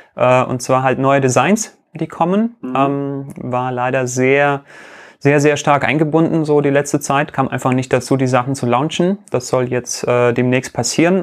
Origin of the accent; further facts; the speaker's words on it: Riga, Latvia; moved away; in Lettland äh, mein Geburtsland, ich bin ja äh, aus Riga ursprünglich